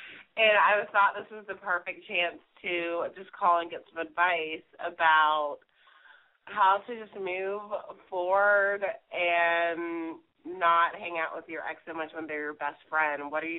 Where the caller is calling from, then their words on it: New York City, New York, United States; I'm 30. I'm calling from New York City.